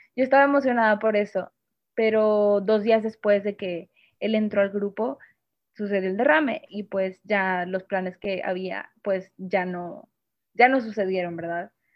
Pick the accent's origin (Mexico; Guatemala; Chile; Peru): Mexico; Monterrey, Nuevo León; soy de Monterrey